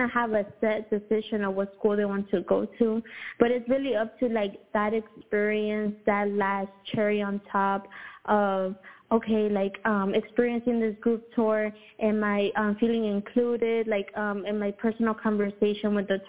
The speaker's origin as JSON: {"language": "English", "town": "Houston", "region": "Texas", "country": "United States", "tie": "born or raised there", "said": "Houston, man, I love my city."}